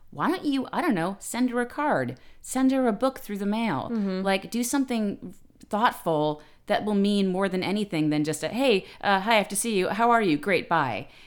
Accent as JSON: {"language": "English", "town": "New York City", "region": "New York", "country": "United States", "said": "I'm from the Bronx"}